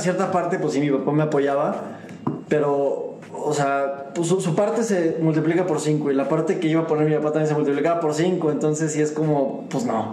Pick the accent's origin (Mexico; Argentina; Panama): Mexico; siendo mexicano